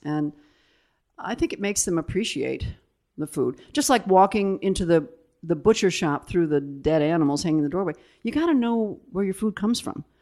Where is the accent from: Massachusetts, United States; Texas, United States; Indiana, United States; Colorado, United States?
Indiana, United States; South Bend; moved away as an adult; also born or lived in Italy; I lived there until, what, I was seventeen and went off to school.